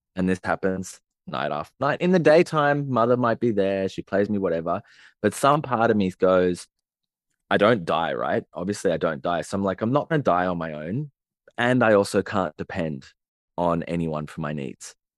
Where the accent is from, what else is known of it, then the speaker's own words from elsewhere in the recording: Sydney, New South Wales, Australia; I grew up in Sydney, in the city, and on, in the suburbs